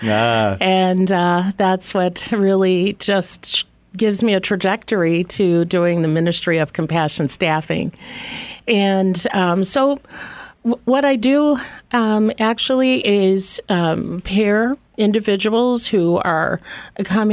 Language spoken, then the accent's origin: English; Chicago, Illinois, United States; I grew up on California and Irving